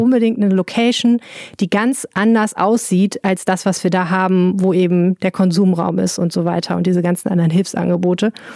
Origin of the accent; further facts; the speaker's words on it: Germany; als Deutscher